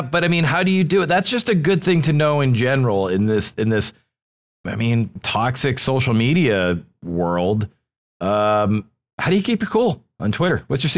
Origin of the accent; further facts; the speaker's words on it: New Hampshire, United States; moved away; I'm from New Hampshire originally.